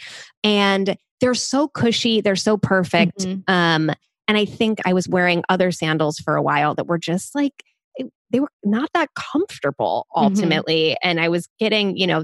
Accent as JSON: {"language": "English", "region": "Midwest", "country": "United States", "tie": "born or raised there", "said": "I grew up in the Midwest in the 90s"}